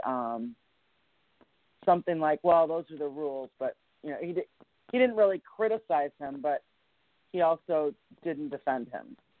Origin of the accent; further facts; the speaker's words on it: Washtenaw County, Michigan, United States; my home county, in Washtenaw County